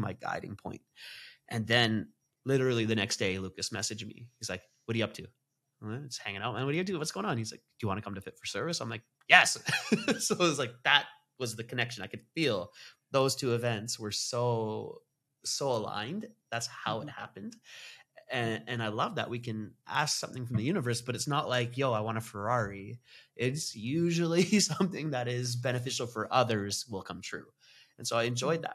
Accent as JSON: {"language": "English", "town": "Vancouver", "region": "British Columbia", "country": "Canada", "tie": "born or raised there", "moved": "as an adult", "said": "I moved back to Vancouver, and I started getting connected to the Sikh faith again, where I grew up in Punjabi"}